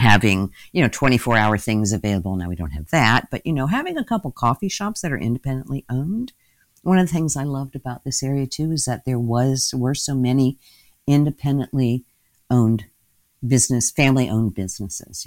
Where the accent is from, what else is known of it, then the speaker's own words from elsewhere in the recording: Indianapolis, Indiana, United States; moved away as an adult; also born or lived in Chicago / New York; I grew up in Indianapolis